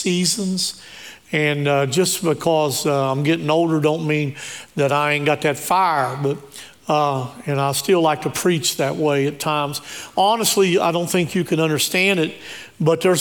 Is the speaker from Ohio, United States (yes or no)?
no; Shinnston, West Virginia, United States; I was raised on Tea Creek Road. It's right on the other side of Shinston by Big Elm Elementary